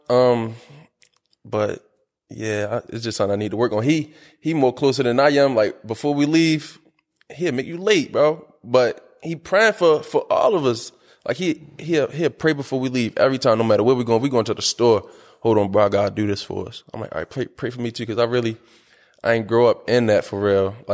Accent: Baltimore, Maryland, United States; I am from South Baltimore.

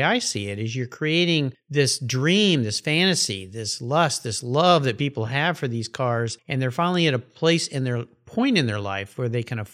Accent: San Diego, California, United States; I grew up in La Jolla, so it's kind of my hometown

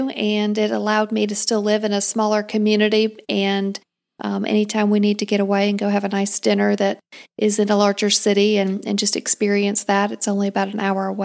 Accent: Greenville, South Carolina, United States; Um, we moved around a little bit growing up, and um, the bulk of my time was in Greenville, South Carolina.

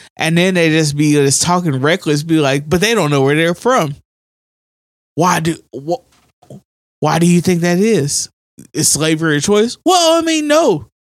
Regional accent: United States; We're American.

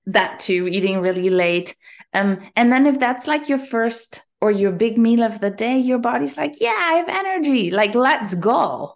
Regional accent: Germany; moved away as an adult; now in Canada; I'm originally from Germany.

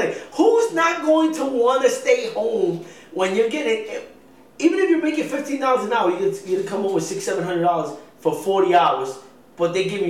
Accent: New York City, New York, United States; moved away as an adult; Born and raised in the Bronx

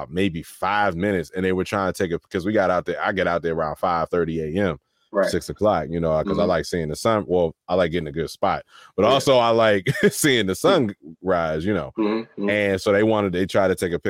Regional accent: Waldorf, Maryland, United States; I grew up in Waldorf

